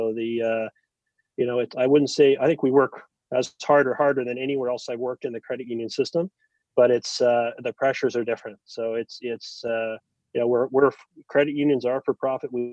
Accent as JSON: {"language": "English", "town": "Calgary", "region": "Alberta", "country": "Canada", "tie": "born or raised there", "also_born_or_lived": "New Brunswick, Canada", "said": "grew up, you know, entirely in Alberta, mostly in Calgary"}